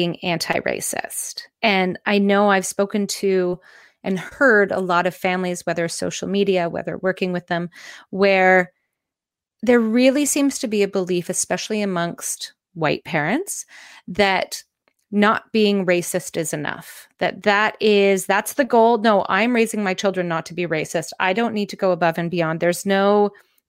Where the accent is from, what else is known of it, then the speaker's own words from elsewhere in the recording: Canada; I'm Canadian